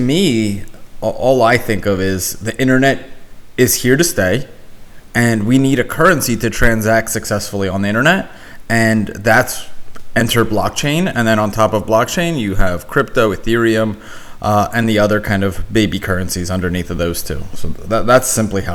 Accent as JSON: {"language": "English", "town": "Philadelphia", "region": "Pennsylvania", "country": "United States", "tie": "born or raised there", "also_born_or_lived": "Ukraine", "said": "I was born in Ukraine, but Philly was where I was raised"}